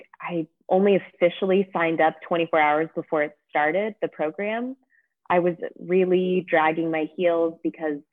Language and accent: English; California, United States; moved away as an adult; now in Geneva, Switzerland; I'm a Californian like you, Lauren, but I live in Geneva, Switzerland